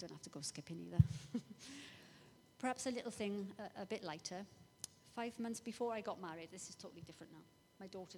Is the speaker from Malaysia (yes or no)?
no; Welsh, Wales, United Kingdom; I'm Welsh. I live near there.